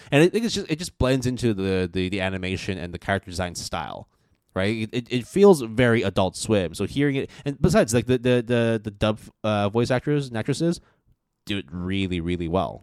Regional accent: Canada; moved away; also born or lived in United States; growing up in Canada and, like, wa-, and then also going to school in the U S

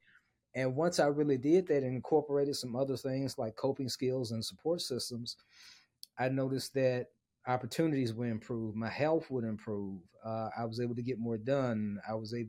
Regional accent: Memphis, Tennessee, United States; moved away as an adult; also born or lived in Dallas, Texas; my hometown of Memphis

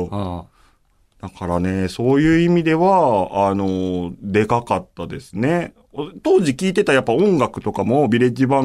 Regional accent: Kariya, Aichi, Japan; 正確に言うと僕、愛知県の刈谷市っていうとこ出身なんですけれども、まあでも、刈谷市って言っても通じないから大体僕簡単に名古屋って言っちゃうんですけど

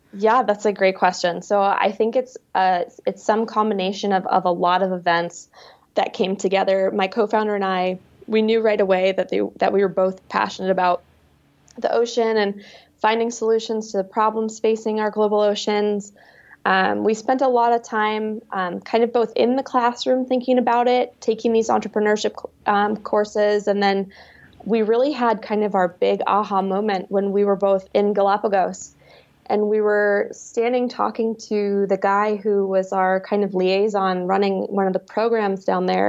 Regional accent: New England, United States; moved away; also born or lived in Alaska; I grew up in a little, uh, New England fishing and farming town

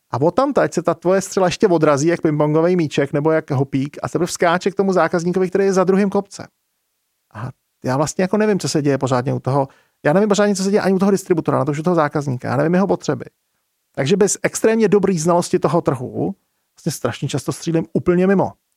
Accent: Czechia; tady u nás v Čechách

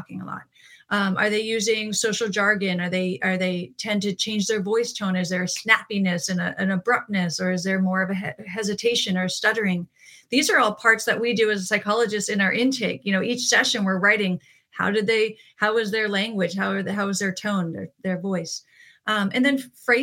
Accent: East Coast, United States; moved away; I'm from the East Coast originally

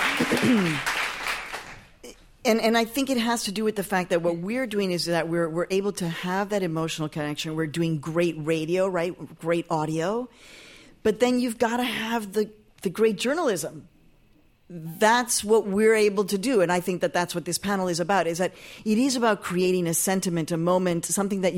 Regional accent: Mexico; now in United States; I was born in Mexico, I'm an immigrant

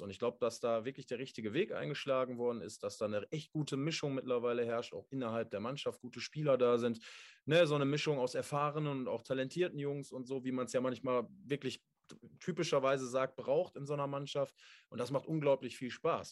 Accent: Essen, North Rhine-Westphalia, Germany; als Essener natürlich, als gebürtiger Essener

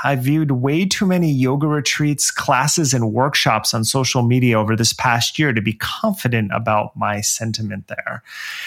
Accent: Milltown, New Jersey, United States; moved away; my home country of New Jersey

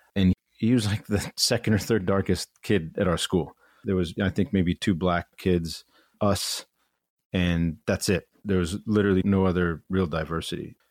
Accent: Chagrin Falls, Ohio, United States; moved away as an adult; now in New York, United States; chagrin falls is this, this small town eastern suburb of cleveland where I, I grew up

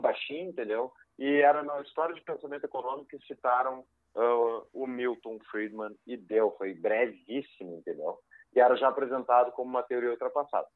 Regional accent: Porto Alegre, Rio Grande do Sul, Brazil; sou natural de Porto Alegre, cresci aqui nessa cidade

